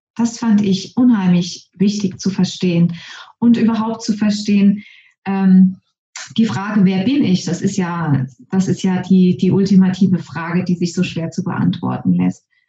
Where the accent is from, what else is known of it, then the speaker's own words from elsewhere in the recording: Germany; moved away as an adult; also born or lived in Norway / Trinidad and Tobago; Ich bin nämlich wieder nach Deutschland zurückgezogen, in meinen Heimatort, wo ich auch geboren und aufgewachsen bin